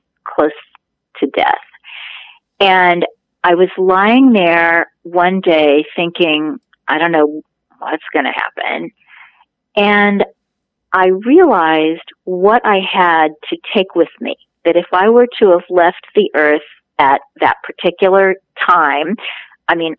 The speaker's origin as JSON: {"language": "English", "town": "Kansas City", "region": "Missouri", "country": "United States", "tie": "born or raised there", "said": "I'm from Kansas City and grew up just off Main Street"}